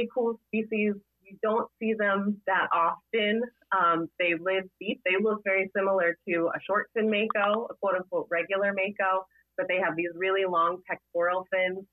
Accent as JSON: {"language": "English", "region": "Florida", "country": "United States", "tie": "born or raised there", "moved": "yes", "lives_now": "Massachusetts, United States", "said": "I grew up in Florida"}